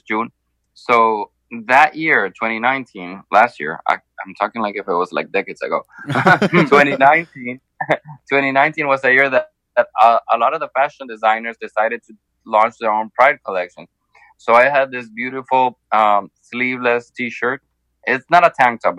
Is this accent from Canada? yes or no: no; Honduras; now in Miami, United States; my home country, Honduras.